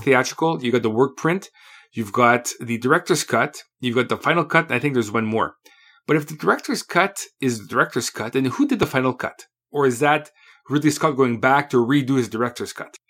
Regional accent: Canada; I'm Canadian

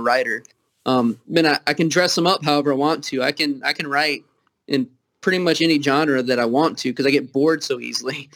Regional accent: Kentucky, United States; accent: Southern; also born or lived in Toledo, Ohio; Being from Kentucky

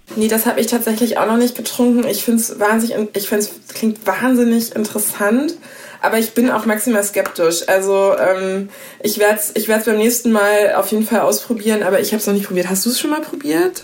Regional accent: Hesse, Germany; Ich bin in Hessen aufgewachsen

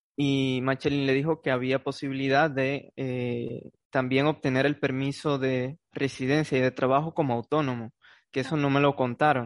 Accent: Santo Domingo, Dominican Republic; moved away as an adult; now in Spain; de Santo Domingo

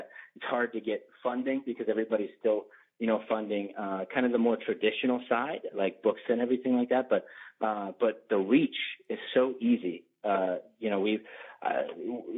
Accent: Ohio, United States; moved away; growing up in Ohio

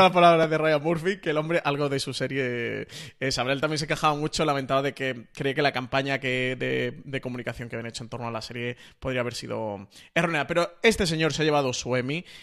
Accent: Spain; para nosotros mm, como, españoles

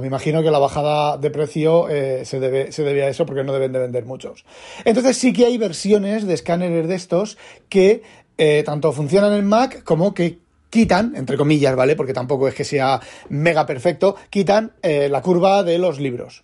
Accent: Spain; now in Netherlands; soy español

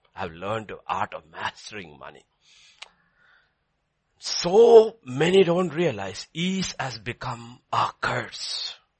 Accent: England, United Kingdom; my Hindi is not as good, I'm English.

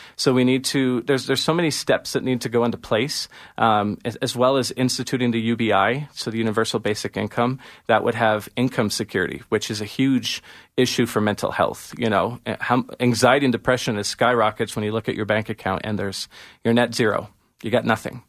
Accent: Ontario, Canada; also born or lived in Toronto / Saskatchewan; now in Alberta, Canada; I'm originally from Ontario and I was living in Toronto for a really long time.

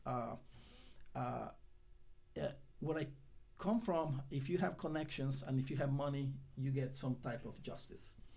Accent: Guatemala; now in United States; I was born in Guatemala

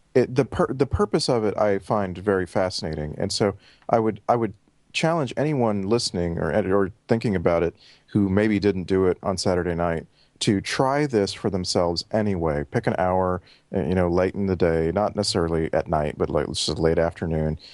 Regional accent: Texas, United States; moved away as an adult; now in Vancouver, Canada; thirty-five years in Texas

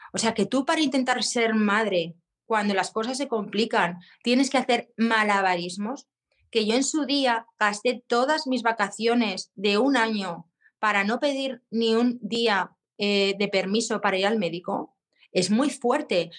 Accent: Zaragoza, Aragon, Spain; soy de Zaragoza

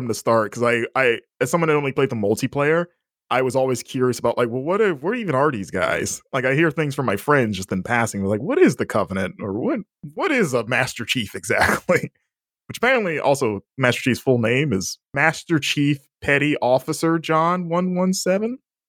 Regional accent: Florida, United States; I was like, I'm from Florida.

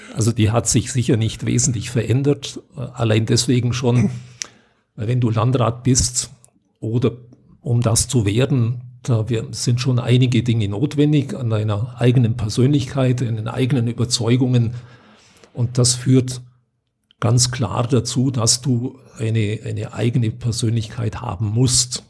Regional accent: Unterallgäu, Bavaria, Germany; Ich komme selber aus dem Unterallgäu.

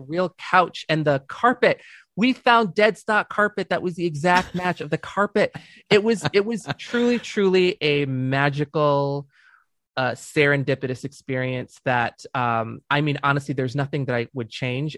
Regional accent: Dearborn, Michigan, United States; moved away as an adult; also born or lived in Saint Clair Shores, Michigan; now in California, United States; I grew up, uh, in, in Dearborn

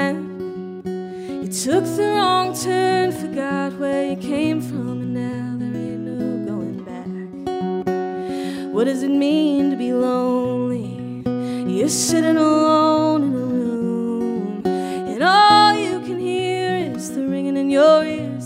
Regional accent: Texas, United States; I'm from Texas

